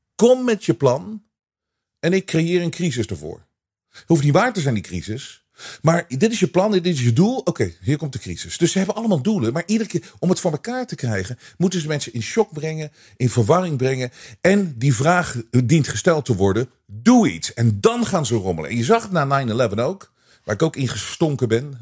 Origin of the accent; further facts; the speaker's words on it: Netherlands; wij als Nederlanders